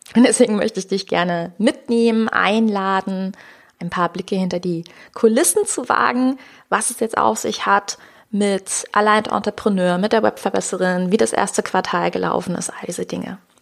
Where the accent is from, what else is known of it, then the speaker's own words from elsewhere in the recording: Rhineland, Germany; ich komme ja aus dem Rheinland